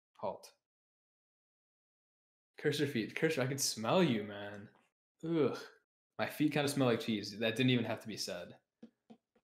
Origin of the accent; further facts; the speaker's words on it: Buffalo, New York, United States; I'm from Buffalo, New York. Mm-hmm. I've lived here my whole life.